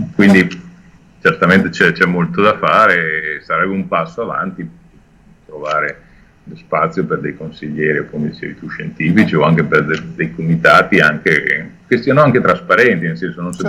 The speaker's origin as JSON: {"language": "Italian", "town": "Milan", "region": "Lombardy", "country": "Italy", "tie": "born or raised there", "said": "sono milanese da sempre"}